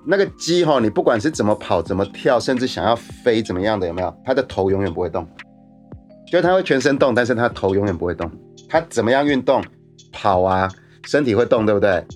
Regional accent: Taiwan; 我们台湾人

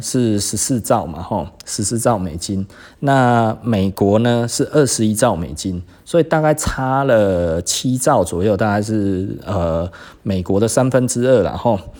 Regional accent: Taiwan; 我是台湾人

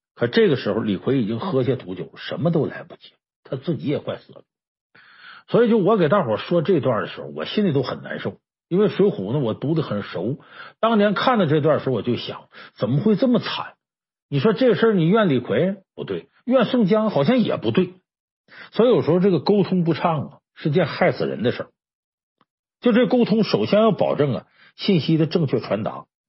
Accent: China; 我们中国人呢，有一个自古流传下来一个说话习惯

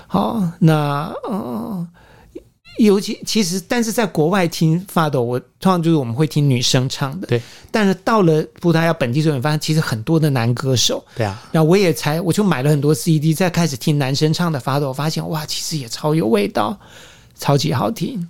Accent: Taiwan; 我是台湾人，不是中国人

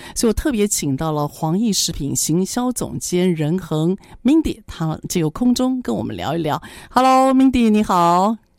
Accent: Taiwan; 身为台湾人

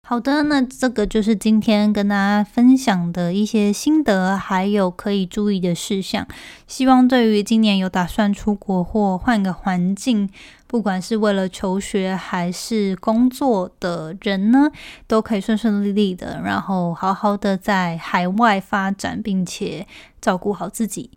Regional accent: Taiwan; moved away as an adult; now in United States; 台湾人在一个其他环境当中，因为我们有时候比较 不敢直来直往的

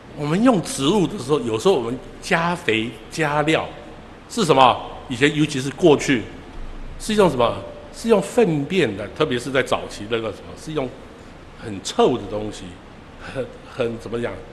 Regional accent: Taiwan; now in San Francisco, United States; 尤其是我在这里从小在这边长大的

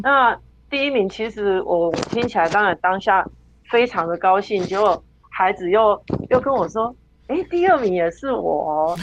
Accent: Taiwan; 我们身为台湾人

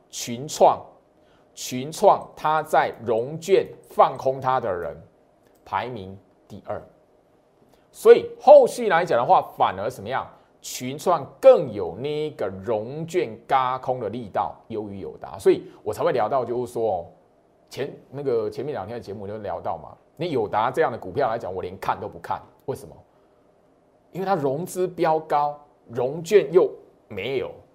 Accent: Taiwan; 虽然我是台湾人

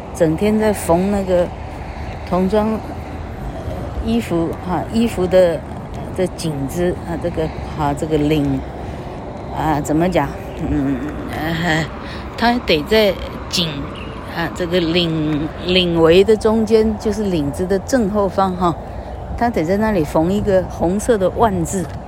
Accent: Changhua, Changhua County, Taiwan; 到彰化女中有没有演讲比赛啊？ suppose是有的。 哎呀，因为我到彰女还当 动员乐会的主席嘞

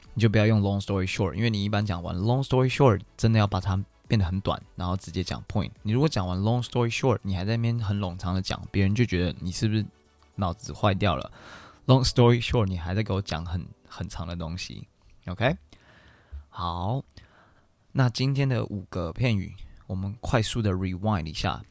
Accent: Taiwan; moved away; also born or lived in United States; 我们台湾人

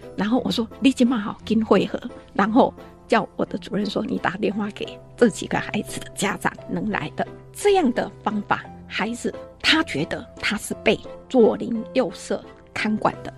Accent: Shulin, New Taipei, Taiwan; 这是我的家乡

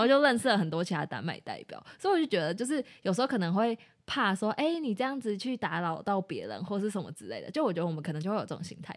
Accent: Taiwan; 我们是台湾人

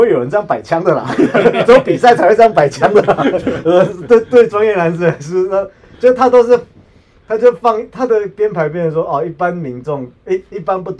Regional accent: Taiwan; 可是对老外来说说，可是是因为我们台湾人太少干架了。

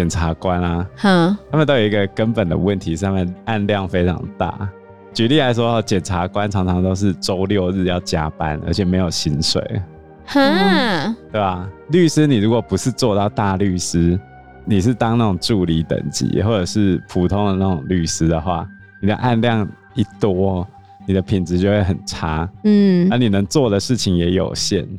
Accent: Taiwan; 我们台湾人不都这样看司法的吗？

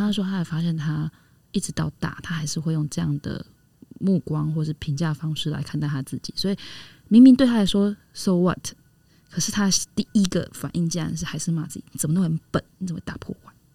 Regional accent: Taiwan; 我们台湾的文化好了哈。我们在这里成长嘛

